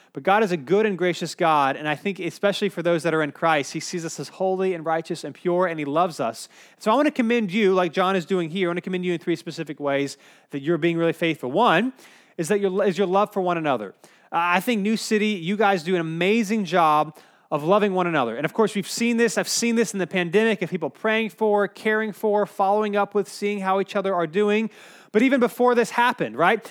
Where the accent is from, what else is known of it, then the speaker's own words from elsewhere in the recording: Cary, North Carolina, United States; I grew up in Cary, so it was about a two-hour, two-hour and fifteen-minute drive.